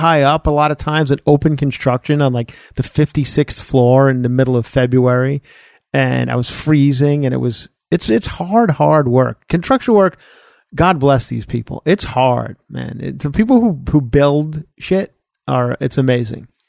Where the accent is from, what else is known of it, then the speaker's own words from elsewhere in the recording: Ronkonkoma, New York, United States; moved away as an adult; now in Studio City, United States; Grew up on Long Island, born and raised on Long Island